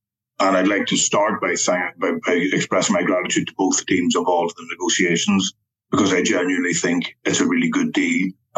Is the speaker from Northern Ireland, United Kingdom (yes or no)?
yes; Derry, Northern Ireland, United Kingdom; So people who listen to accents may have worked out that I'm originally from Northern Ireland. I grew up in Derry during the dark days of the 70s and 80s when things were bad.